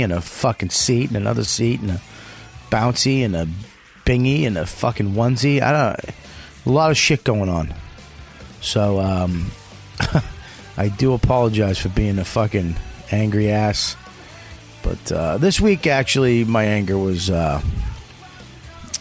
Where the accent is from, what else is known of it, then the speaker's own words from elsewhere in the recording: Boston, Massachusetts, United States; moved away; My hometown